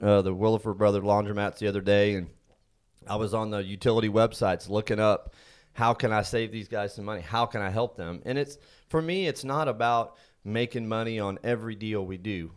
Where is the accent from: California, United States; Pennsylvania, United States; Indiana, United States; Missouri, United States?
Indiana, United States; now in Texas, United States; I was born and raised in Indiana, been in Texas for, be thirty-two years this summer